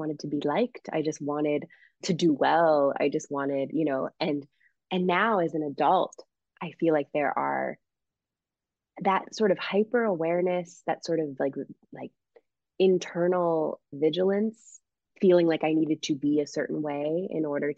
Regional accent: Springfield, Massachusetts, United States; we were the only Haitian French Canadian family. anywhere from what I could see in my hometown of Springfield, Massachusetts. It was very, very Irish, Catholic, Puerto Rican area when I was growing up.

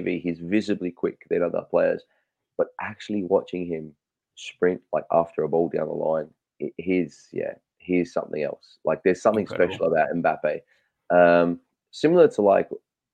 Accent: Australia; I'm Australian

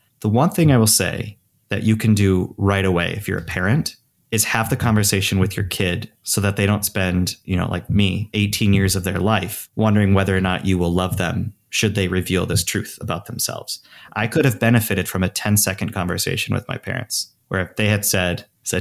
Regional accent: Traverse City, Michigan, United States; moved away; my hometown in Traverse City, Michigan

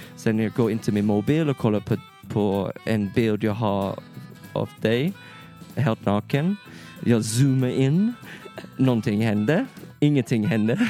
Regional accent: England, United Kingdom; Swedish is a second language; moved away as an adult; now in Sweden; jag är en engelsman. Mm. Jag har bott i Sverige för fyra år.

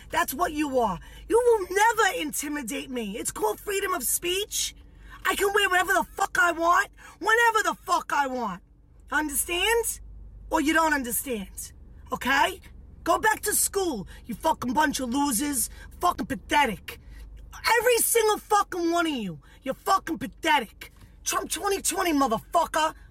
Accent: New York, United States; I'm a New Yorker.

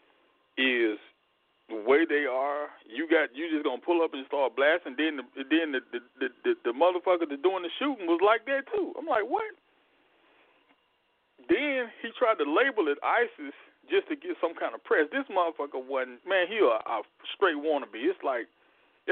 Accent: Deep South, United States; growing up in the Deep South

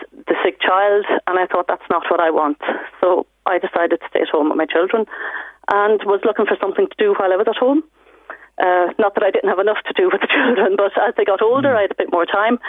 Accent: Ireland; born or raised there; moved away as an adult; also born or lived in Cork; now in Germany

